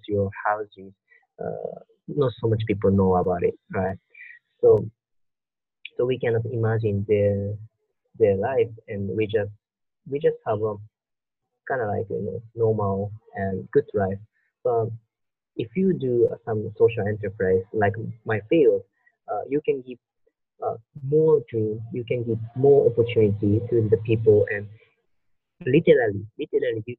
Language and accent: English; Japan; I was born in Japan